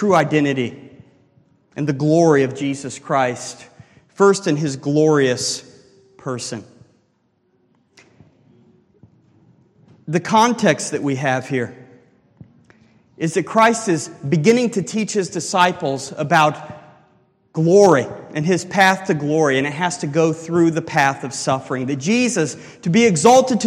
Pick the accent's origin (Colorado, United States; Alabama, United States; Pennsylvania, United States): Colorado, United States; now in Ohio, United States; I'm from Colorado, and me and my wife typically, at least once a year, travel out back to see my family